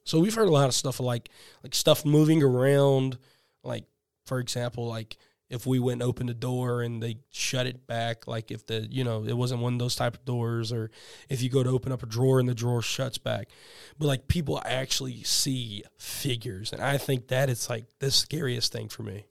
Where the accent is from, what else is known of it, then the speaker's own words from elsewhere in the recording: South Carolina, United States; now in Georgia, United States; I'm from South Carolina